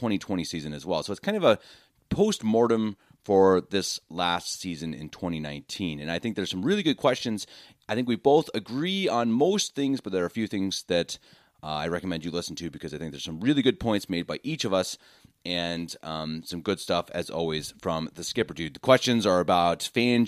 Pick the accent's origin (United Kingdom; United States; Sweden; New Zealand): United States; Denver, Colorado; moved away as an adult; now in Munich, Germany; born and raised in Denver, Colorado, lifelong Broncos fan